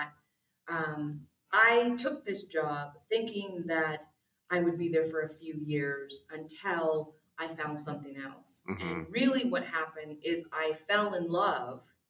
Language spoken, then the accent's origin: English; California, United States; also born or lived in Newport Beach, California; I grew up in the high desert in an area where, you know, there wasn't a lot of industry there